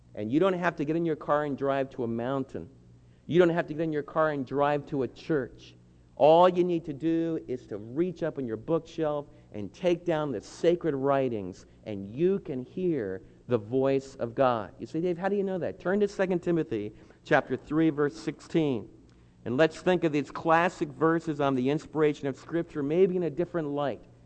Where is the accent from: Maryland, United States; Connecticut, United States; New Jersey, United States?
New Jersey, United States; the state where I was born in New Jersey